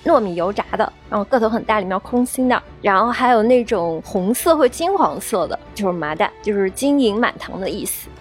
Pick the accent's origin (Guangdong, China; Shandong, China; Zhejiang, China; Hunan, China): Zhejiang, China; Ningbo; 我们宁波人年糕也是自己家里做